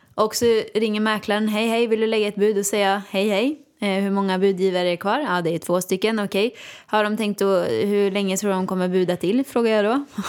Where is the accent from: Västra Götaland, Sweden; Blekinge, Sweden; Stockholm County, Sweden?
Västra Götaland, Sweden; Åmål; moved away; jag kom ju från Åmål, gick på Balettakademin